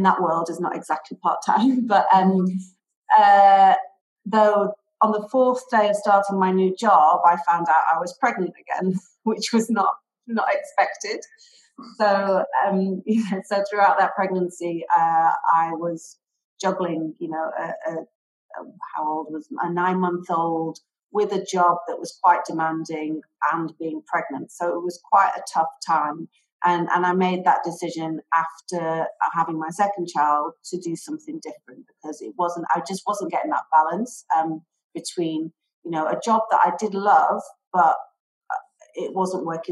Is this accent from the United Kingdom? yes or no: yes; Manchester, North West England, United Kingdom; moved away as an adult; also born or lived in London; now in Dubai, United Arab Emirates; I'm from the UK. I was originally lived in Manchester, then moved to London to study